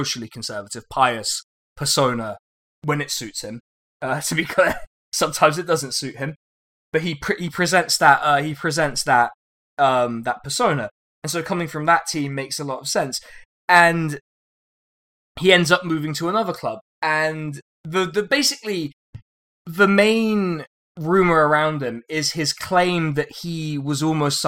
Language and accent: English; Reading, South East England, United Kingdom; I was born in Reading.